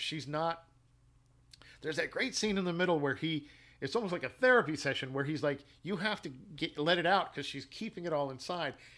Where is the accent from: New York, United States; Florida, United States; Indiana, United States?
New York, United States; New York City; moved away; also born or lived in Midwest; I was born in Manhattan and I was raised in Brooklyn